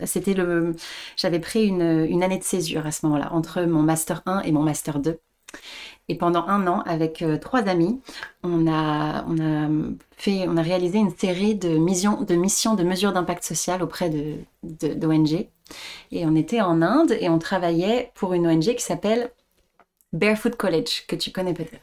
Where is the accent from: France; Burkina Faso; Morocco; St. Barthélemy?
France; Le Chesnay, Île-de-France; also born or lived in Paris; je je suis née à Paris, j'ai grandi en banlieue, au Chénet, pas loin de Versailles